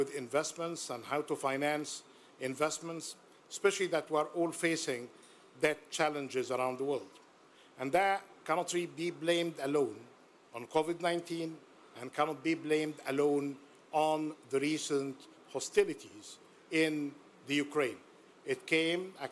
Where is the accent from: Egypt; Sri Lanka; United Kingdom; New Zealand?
Egypt; representing my home country, Egypt